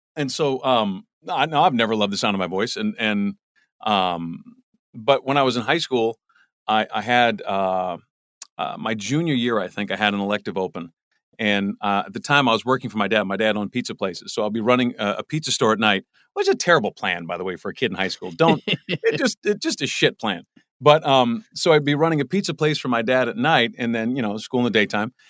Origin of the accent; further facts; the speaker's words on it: Los Angeles, California, United States; I grew up in the Valley